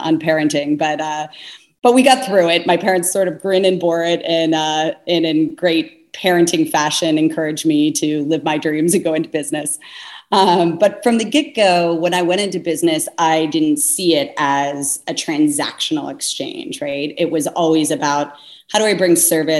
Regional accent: Cincinnati, Ohio, United States; I was born and raised in Cincinnati

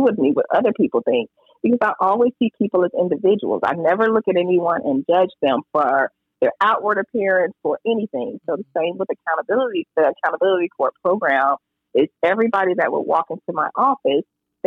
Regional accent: Hapeville, Georgia, United States; I grew up in Hatesville, Georgia

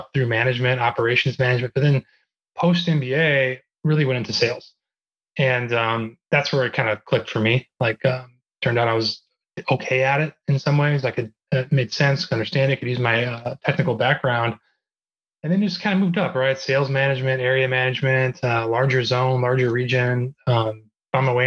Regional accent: Chicago, Illinois, United States; also born or lived in Northwest Indiana; I'm a Midwesterner, kind of born and raised in Chicago. Spent a lot of my formative years in Northwest Indiana.

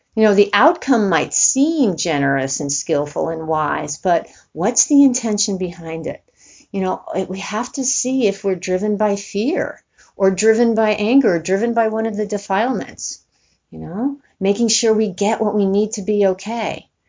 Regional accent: New York City, New York, United States; I grew up in New York City

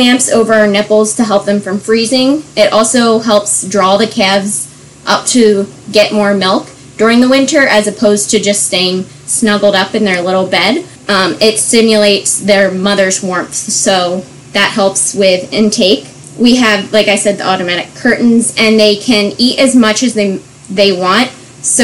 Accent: Bucks County, Pennsylvania, United States; also born or lived in Virginia / Lancaster County, Pennsylvania; I grew up in Bucks County, Pennsylvania

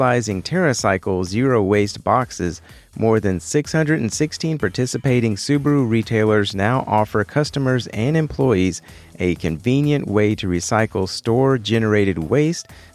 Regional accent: Texas, United States; Central Texas, my home state

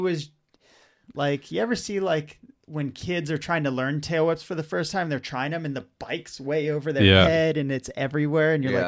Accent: Austintown, Ohio, United States; There's like a really small skate park in Austintown, which is like my hometown.

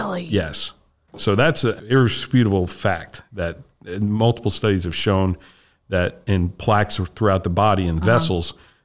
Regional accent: New Jersey, United States; now in Georgia, United States; I grew up in New Jersey.

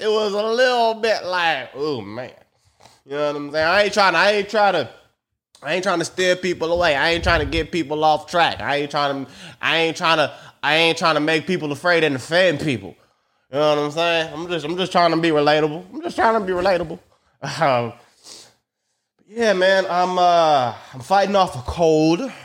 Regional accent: United States; I'm American

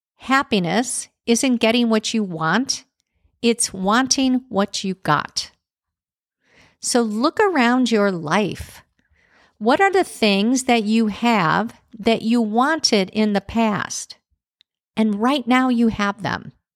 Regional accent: Chicago, Illinois, United States; growing up in Chicago

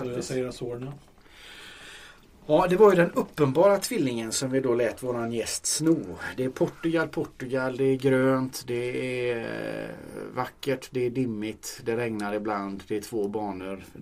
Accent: Gothenburg, Västra Götaland, Sweden; Mm, en stor stad tycker jag som är från Göteborg.

